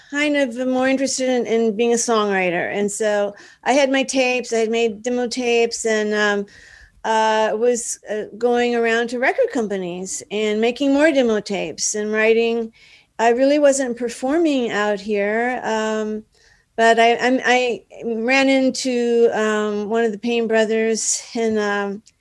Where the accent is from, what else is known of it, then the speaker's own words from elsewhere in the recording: Dallas, Texas, United States; moved away as an adult; now in Los Angeles, United States; Yeah, I'm from I'm from Dallas.